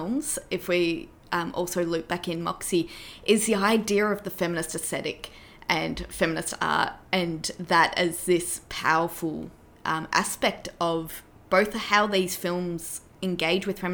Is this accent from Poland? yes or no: no; Australia; as an Australian woman